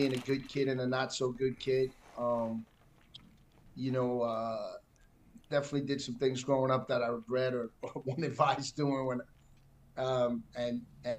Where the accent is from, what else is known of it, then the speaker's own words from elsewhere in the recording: New York City, New York, United States; moved away as an adult; I was born and raised in New York City. I mean, I'm sure you can tell that from the minute I opened my mouth. Born and raised in Manhattan